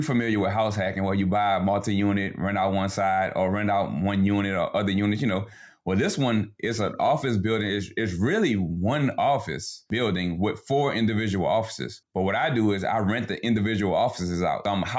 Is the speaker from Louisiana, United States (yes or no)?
yes; New Orleans, Louisiana, United States; now in Baton Rouge, United States; We're both from New Orleans, but we live in a suburb of Baton Rouge right now